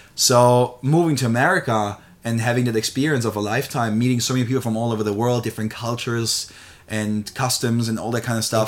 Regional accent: Germany; now in Australia; I'm born and raised in Germany. So I haven't always lived here in Australia

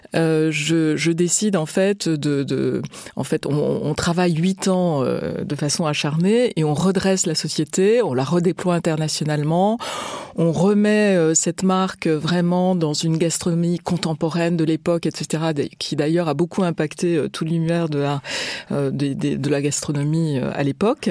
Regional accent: France; Je suis née et grandi en France

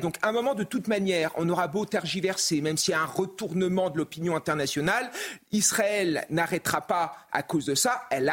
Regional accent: France; Moi, en tant que Français

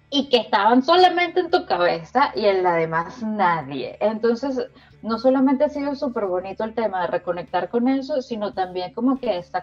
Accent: San Antonio de los Altos, Miranda, Venezuela; Luego salimos a, nos mudamos a San Antonio de los Altos, que para mí fue una época fantástica porque fue la primera vez que yo vivía en casa.

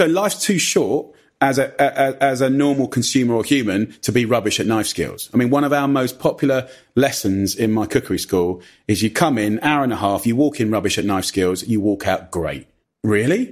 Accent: Clavering, East of England, United Kingdom; also born or lived in Ockendon; we went pretty much as soon as I was born to a little village called Clavering.

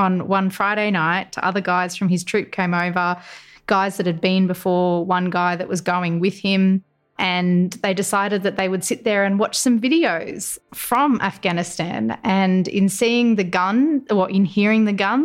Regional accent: Gold Coast, Queensland, Australia; moved away as an adult; also born or lived in Canberra; they asked where I was from because I'd only been in Canberra about 3 weeks at that stage. And I said I was from the Gold Coast

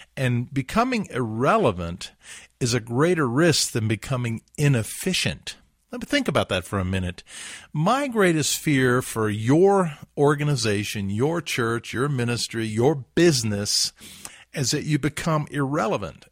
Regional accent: Huntsville, Alabama, United States; my hometown, Huntsville, Alabama

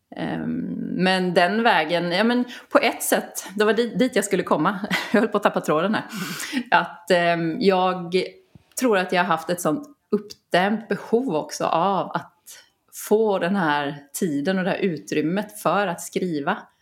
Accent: Kalmar County, Sweden; jag är uppvuxen på Öland brukar jag alltid säga för det har format mig så mycket

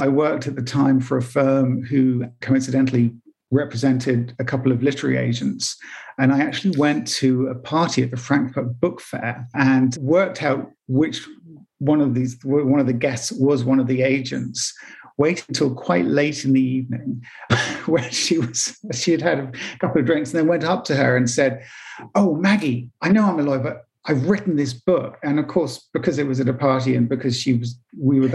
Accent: England, United Kingdom

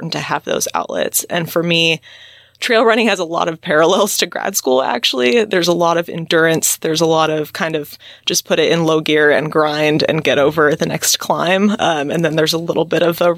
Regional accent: Central Valley of California, United States; I grew up in the Central Valley of California, kind of out in the country next to a walnut orchard.

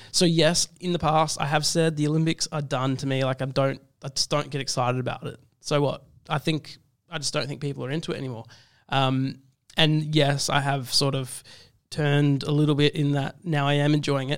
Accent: South Africa; as a South African person.

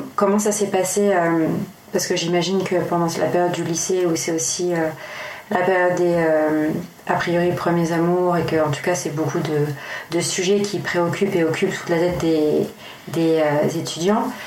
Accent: Tours, Centre-Val de Loire, France; je viens aussi de Tours.

